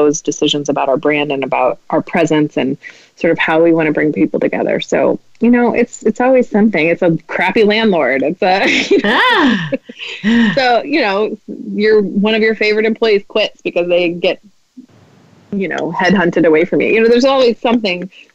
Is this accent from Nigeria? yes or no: no; Midwest, United States; I'm Midwestern